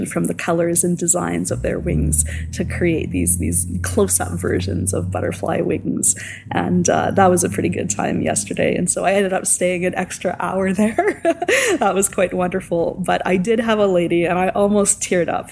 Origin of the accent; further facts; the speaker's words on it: Hamiota, Manitoba, Canada; also born or lived in Saskatoon, Saskatchewan; now in Prince Albert, Canada; My hometown was under a uh, tornado watch, born and raised in Hamiota, Manitoba